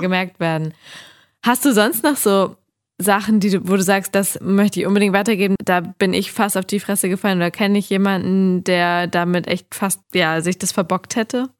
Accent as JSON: {"language": "German", "region": "Hamburg", "country": "Germany", "said": "Ich lebe ja in Hamburg und bin Hamburgerin"}